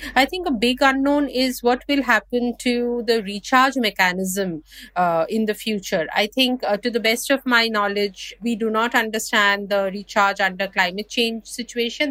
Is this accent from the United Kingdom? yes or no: no; India; I'm from India and we have actually basket cases of groundwater overexploitation